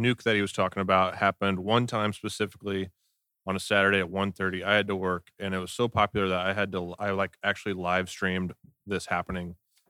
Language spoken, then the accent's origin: English; Kansas City, Missouri, United States; growing up in the Northland